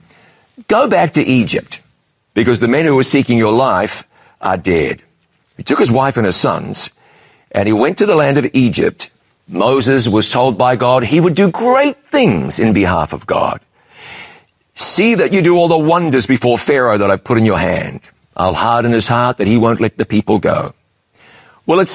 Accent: New Zealand; moved away as an adult; also born or lived in London, United Kingdom; I'd left my home country of New Zealand

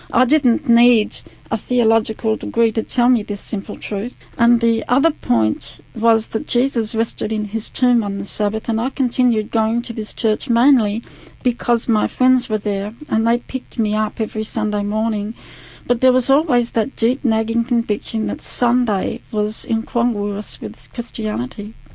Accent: Adelaide, South Australia, Australia; also born or lived in Mount Gambier / Mount Barker; I was uh, born in Adelaide and uh, we lived for a little while in Mount Gambier and then we moved from Mount Gambier to Adelaide. I grew up in Adelaide.

